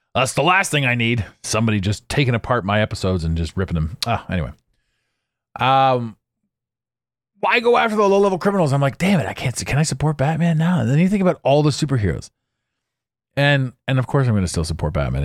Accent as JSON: {"language": "English", "town": "Ottawa", "region": "Ontario", "country": "Canada", "tie": "born or raised there", "moved": "yes", "said": "I grew up in Ottawa"}